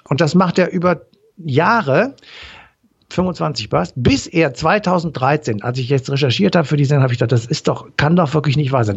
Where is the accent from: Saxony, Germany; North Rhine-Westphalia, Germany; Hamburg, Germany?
North Rhine-Westphalia, Germany; Cologne; Als Kölner